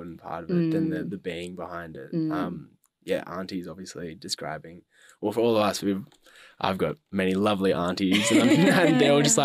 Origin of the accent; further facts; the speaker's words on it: Ballarat, Victoria, Australia; Harry and I grew up together in Ballarat